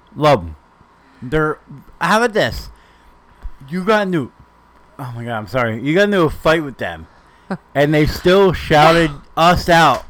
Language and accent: English; New Jersey, United States; we're from Jersey.